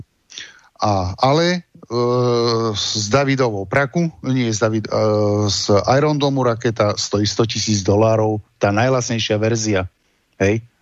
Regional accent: Slovakia; som Slovák

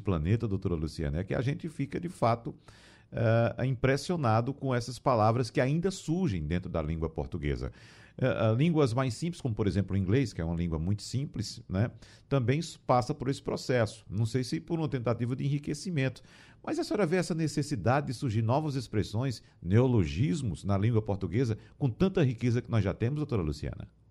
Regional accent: sertão of Pernambuco, Brazil; eu que nasci, por exemplo, no sertão pernambucano

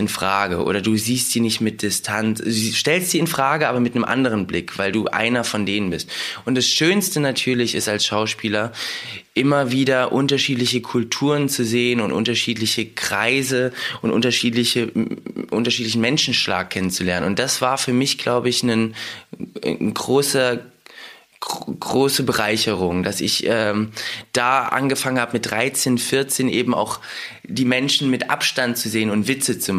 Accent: Russia; born there; ich komme aus Russland, ich bin in Russland geboren und wenn mich jemand auf Russisch zuquatscht damit mir auf Russisch spricht, verstehe ich alles.

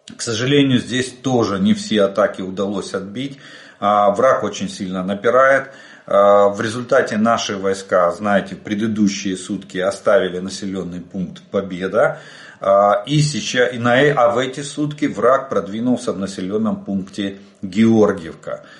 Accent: Ukraine; мы из Украины

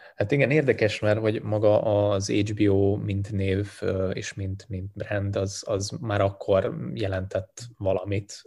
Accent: Hungary; also born or lived in Sindelfingen, Baden-Württemberg, Germany; én ott születtem már kint ebben, a, ebben az időszakban, és végül úgy döntöttek egy lehet, üzleti lehetőség miatt is, és a rendszerváltás után, hogy, hogy hazaköltöznek, úgyhogy lényegében én már nagy részt itt nőttem föl

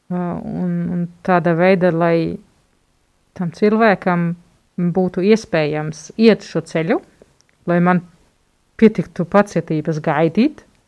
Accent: Germany; moved away; Esmu vāciete.

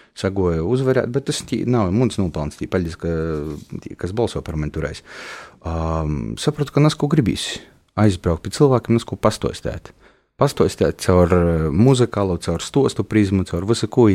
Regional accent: Kārsava, Latgale, Latvia; moved away; Korsova ir mana dzimto pilsēta.

